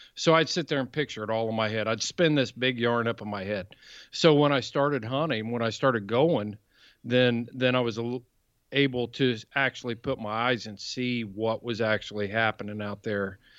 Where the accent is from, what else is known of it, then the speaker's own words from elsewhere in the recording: Columbus, Indiana, United States; I grew up in, uh, Columbus, Indiana, South Central Indiana